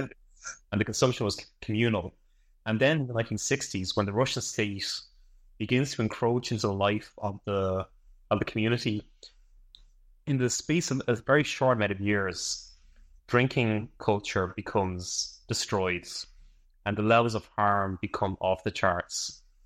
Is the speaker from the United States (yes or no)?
no; Ireland; I'm from Ireland